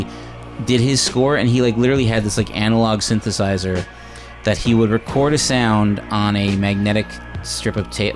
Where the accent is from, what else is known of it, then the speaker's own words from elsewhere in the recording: Canada; We're not from America, obviously. We're from Canada.